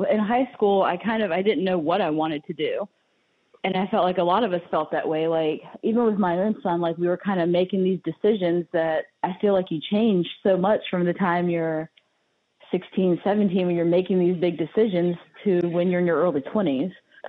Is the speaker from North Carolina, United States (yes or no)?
no; Powhatan, Virginia, United States; also born or lived in New York City; now in Richmond, United States; I grew up in Powhatan, like, right at the line by James River High School.